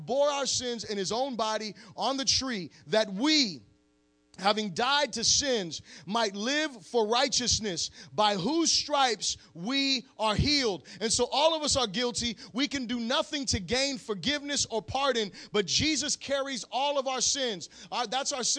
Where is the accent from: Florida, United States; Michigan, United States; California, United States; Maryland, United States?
Florida, United States; I'm from Florida.